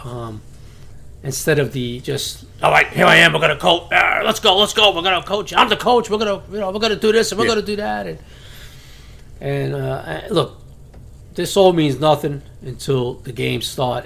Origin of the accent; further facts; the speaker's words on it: New York City, New York, United States; accent: New York; I'm from Brooklyn